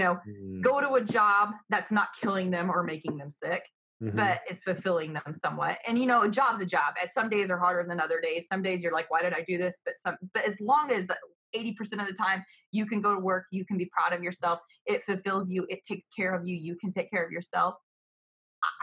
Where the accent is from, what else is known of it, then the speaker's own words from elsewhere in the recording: the South, United States; Absolutely. I'm from the South, baby.